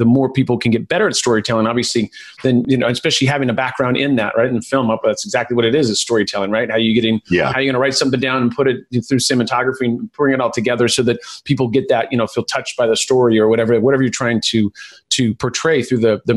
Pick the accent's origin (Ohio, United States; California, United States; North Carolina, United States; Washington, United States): California, United States; I grew up here in California